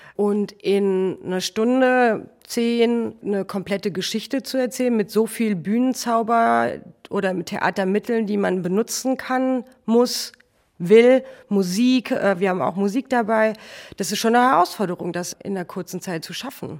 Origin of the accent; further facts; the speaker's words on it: Hofgeismar, Hesse, Germany; now in Hamburg, Germany; ich komme aus der Nähe von Kassel, aus Hofgeismar.